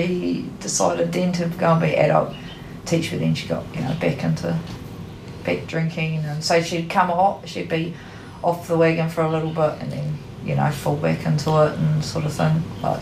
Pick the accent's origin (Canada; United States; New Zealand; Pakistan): New Zealand; New Plymouth, Taranaki; also born or lived in Wellington / Marlborough / Christchurch / Auckland; I call New Plymouth home. I kind of grew up here